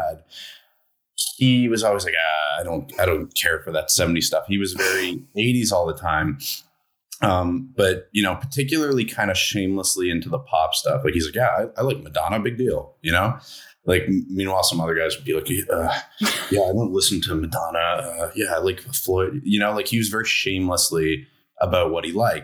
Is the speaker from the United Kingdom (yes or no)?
no; Toronto, Ontario, Canada; I am from Toronto